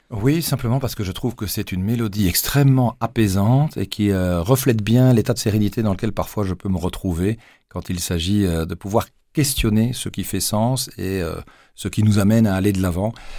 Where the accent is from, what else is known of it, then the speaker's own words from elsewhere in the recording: Namur, Wallonia, Belgium; also born or lived in Mons, Belgium / Luxembourg / Arlon, Belgium; j'ai débarqué à l'âge de 7 ans à Namur et me voilà projeté dans une classe d'une école primaire sans connaître personne. Je venais d'Arlon